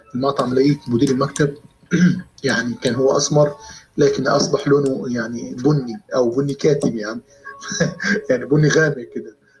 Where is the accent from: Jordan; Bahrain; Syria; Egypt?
Egypt; Sohag, Sohag Governorate; في مصر او في بلدي سوهاج